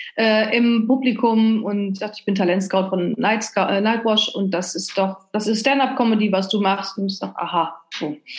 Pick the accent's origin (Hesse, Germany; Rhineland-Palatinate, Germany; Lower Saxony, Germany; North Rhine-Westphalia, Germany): North Rhine-Westphalia, Germany; now in Cologne, Germany; Ich äh, komme gebürtig aus Ostwestfalen, was so ziemlich das Gegenteil ist von, äh, vom oh, Rheinland